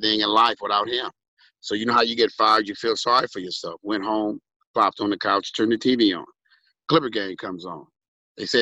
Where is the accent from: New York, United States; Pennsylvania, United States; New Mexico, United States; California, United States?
California, United States; Los Angeles; Born and raised, baby. Hollywood Presbyterian Hospital